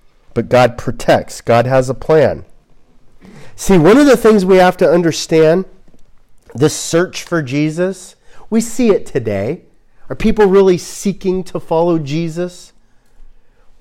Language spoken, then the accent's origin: English; Glendale, California, United States; also born or lived in Tujunga, California / Atwater Village, Los Angeles; now in Washington, United States; I was born in Glendale, California. I'm from Glendale.